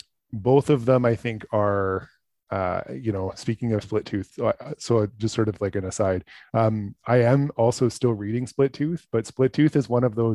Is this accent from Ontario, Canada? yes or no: yes; Toronto, Ontario, Canada; I was born in Toronto my whole life.